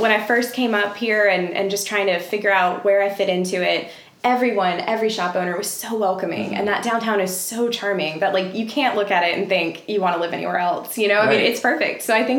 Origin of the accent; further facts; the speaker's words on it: Tallahassee, Florida, United States; Originally, I'm from Tallahassee, but I've traveled a lot and lived in a lot of different places.